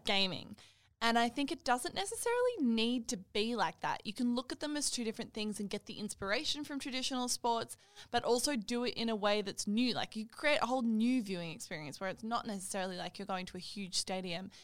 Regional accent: Australia; I'm Australian

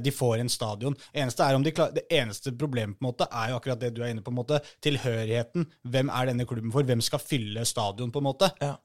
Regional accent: Oslo, Norway; Jeg er jo fra Mortensrud

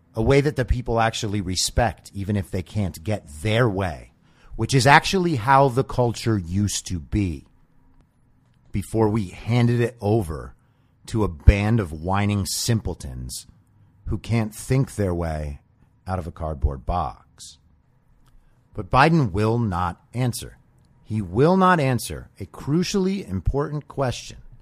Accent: California, United States; as a Californian

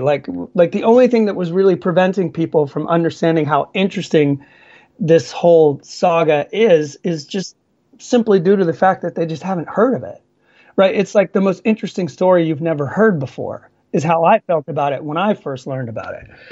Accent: Georgia, United States; moved away as an adult; now in Sweden; in Georgia, my home my home state where I grew up.

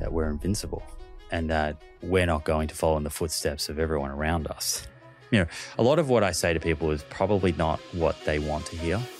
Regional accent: Melbourne, Victoria, Australia; moved away as an adult; also born or lived in Bondi; now in Byron Bay, Australia; I grew up in Melbourne.

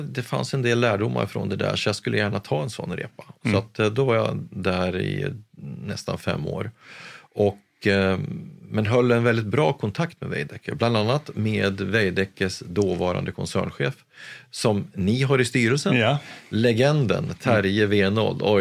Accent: Gävle, Gävleborg County, Sweden; Jag är från Gävle, född och uppvuxen

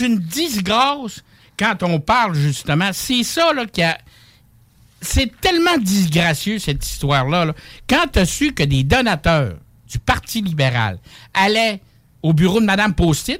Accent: Saguenay, Quebec, Canada; moved away; also born or lived in Montreal

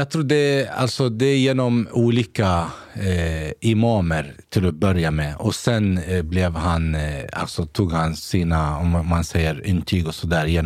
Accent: Gävle, Gävleborg County, Sweden; also born or lived in Basra, Iraq / Saudi Arabia; hela min uppväxt här i Sverige

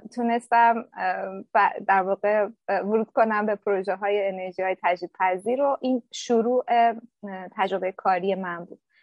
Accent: Shiraz, Fars, Iran; moved away as an adult; also born or lived in Ahvaz; now in Berlin, Germany; من توی شهر خودم توی شیراز

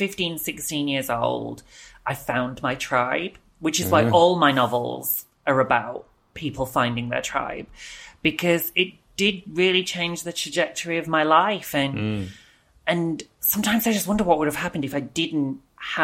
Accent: the north of England, United Kingdom; moved away as an adult; also born or lived in Wales; now in Brighton, United Kingdom; I grew up in the north

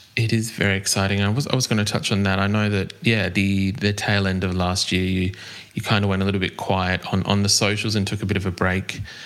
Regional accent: Australia; accent: Australian

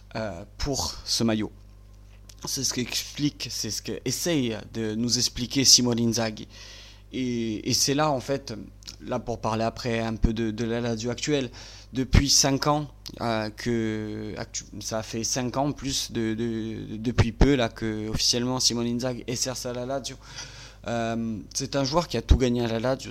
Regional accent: Bastia, Corsica, France; je suis natif de Bastia

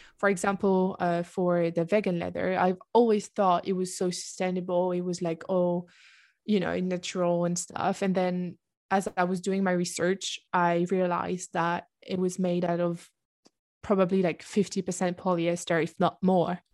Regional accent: south of France, France; English is a second language; moved away as an adult; also born or lived in Oxford, United Kingdom; at the moment, I live in the south of France, in my hometown.

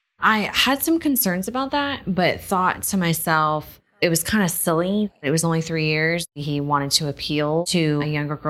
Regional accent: Fort Hood, Texas, United States; born or raised there; moved away as an adult; also born or lived in El Paso, Texas

